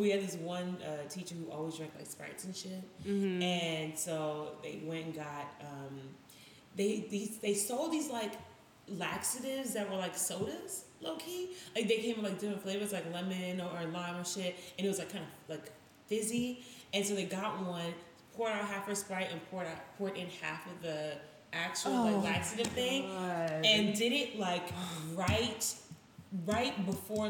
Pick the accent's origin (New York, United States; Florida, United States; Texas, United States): New York, United States; New York City; I grew up in Brooklyn